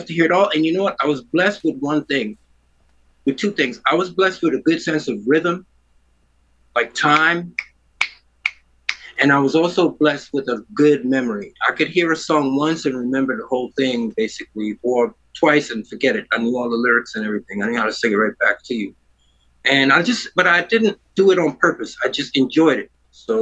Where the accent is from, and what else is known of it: New York City, New York, United States; born or raised there; also born or lived in Trinidad